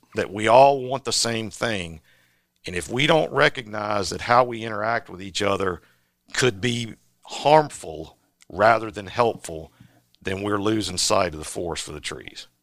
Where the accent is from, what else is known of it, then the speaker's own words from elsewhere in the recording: Virginia, United States; I grew up in Virginia